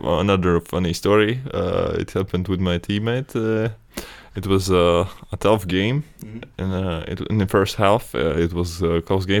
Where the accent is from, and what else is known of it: Latvia; born or raised there; moved away